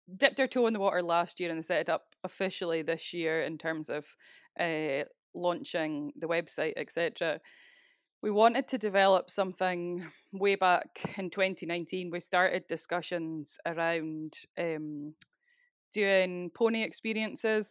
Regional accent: Speyside, Scotland, United Kingdom; moved away as an adult; now in South Uist, United Kingdom; I'm originally from Speyside, eh, but moved across to South U S full time, um, at the start of twenty

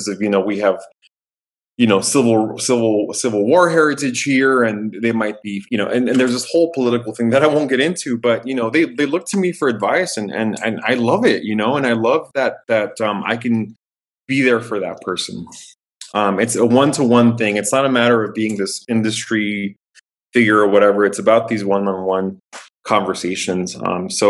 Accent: San Diego, California, United States; growing up in Southern California, in San Diego

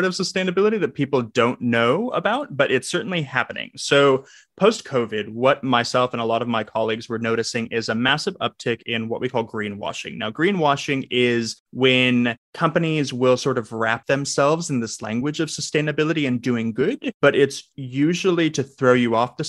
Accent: Southern California, United States; I'm from Southern California

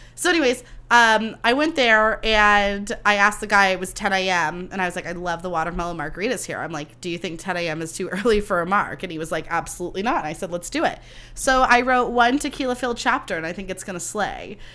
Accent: Livermore, California, United States; also born or lived in Sonoma County; I grew up in Livermore where it's like hundred degrees every five seconds

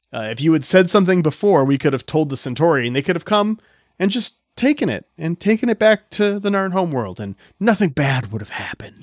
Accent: United States; I'm from America

